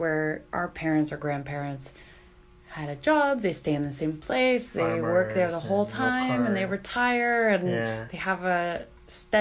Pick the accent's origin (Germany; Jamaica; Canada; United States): Canada; I'm from Canada